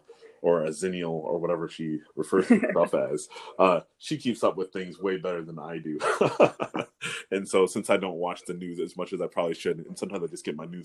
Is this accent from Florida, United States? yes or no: no; North Carolina, United States; I grew up in North Carolina.